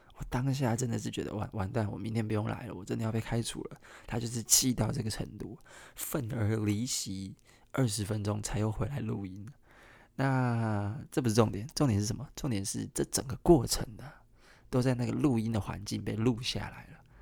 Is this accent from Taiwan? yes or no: yes; Kaohsiung, Taiwan; 我是高雄人